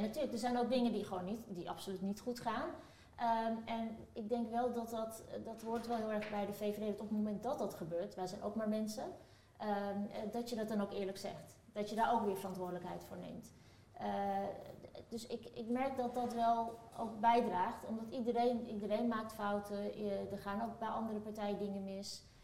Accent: Amersfoort, Utrecht, Netherlands; also born or lived in Turkey; ik kom eh, dan toevallig uit Turkije, maar ik ben, ik stel net, opgegroeid in Amersfoort

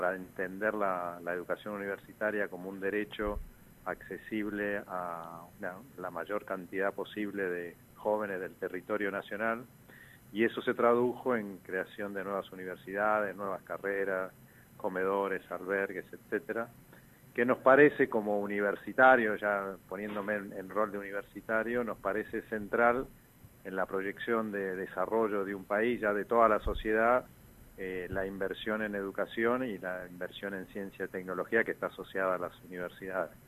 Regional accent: Posadas, Misiones, Argentina; yo soy de Posadas

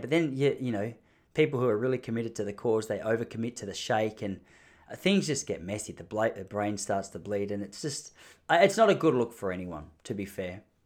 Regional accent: Australia; accent: Australian; moved away

